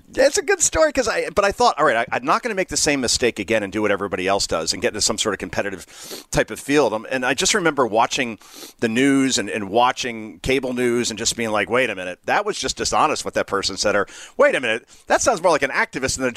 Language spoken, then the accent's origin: English; New Jersey, United States; also born or lived in Maryland; Born and raised in New Jersey